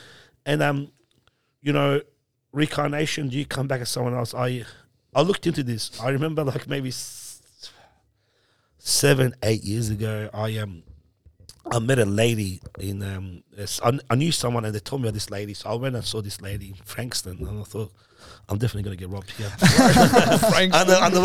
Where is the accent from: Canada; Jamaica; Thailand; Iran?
Iran; born there; Look, man, I'm a Muslim. I was born in Iran. I'm Muslim. My family's Muslim.